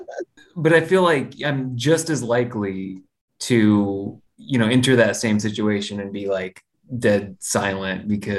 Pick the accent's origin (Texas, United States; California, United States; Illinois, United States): Illinois, United States; Galesburg; now in Austin, United States; Galesburg, where I'm from, a little place in Illinois